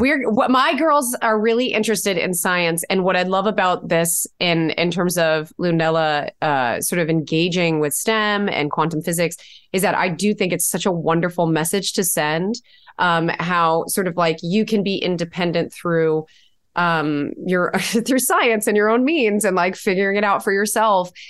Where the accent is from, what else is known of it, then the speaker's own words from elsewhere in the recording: Connecticut, United States; we're from Connecticut, but Will and I both grew up going to New York